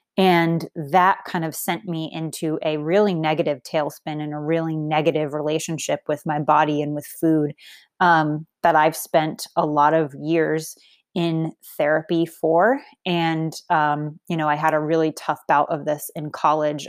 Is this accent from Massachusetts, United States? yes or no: yes; Boston, Massachusetts, United States; I grew up in Boston. Massachusetts